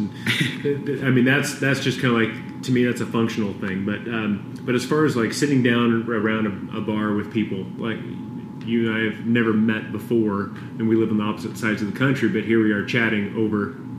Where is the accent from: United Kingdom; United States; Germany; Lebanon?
United States; West Coast; Hey, I told you guys I'm from the West Coast, right?